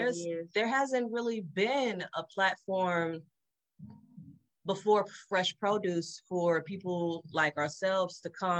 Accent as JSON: {"language": "English", "town": "St. Louis", "region": "Missouri", "country": "United States", "said": "I'm from West Side, but currently I'm in North County."}